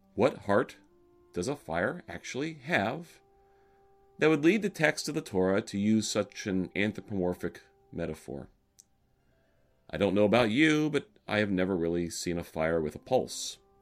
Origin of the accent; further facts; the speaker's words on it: Alabama, United States; moved away; I grew up in Alabama